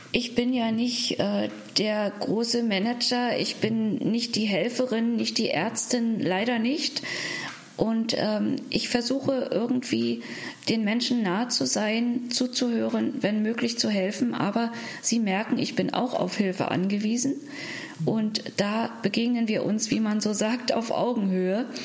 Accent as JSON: {"language": "German", "region": "Berlin", "country": "Germany", "tie": "born or raised there", "said": "in meiner Heimatstadt Berlin"}